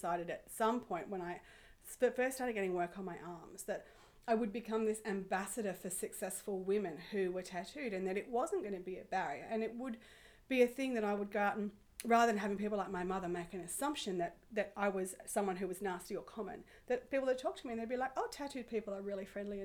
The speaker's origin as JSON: {"language": "English", "town": "Sydney", "region": "New South Wales", "country": "Australia", "tie": "born or raised there", "said": "I grew up in Sydney"}